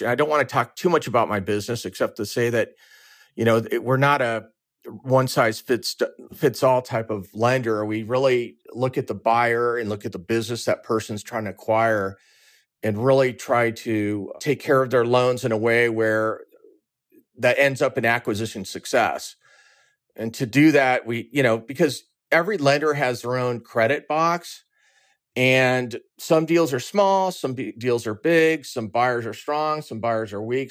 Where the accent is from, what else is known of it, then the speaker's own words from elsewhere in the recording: Orange County, California, United States; moved away as an adult; also born or lived in San Diego, United States / Chicago, United States; I'm originally from Orange County, California.